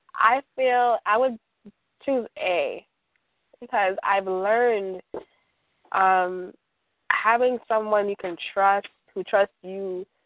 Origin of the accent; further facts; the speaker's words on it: New York City, New York, United States; I'm from Brooklyn, New York.